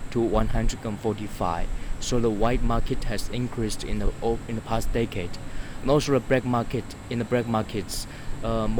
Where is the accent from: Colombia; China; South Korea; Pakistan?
China; now in United States; I'm a graduate student at Yale University, and I come from China.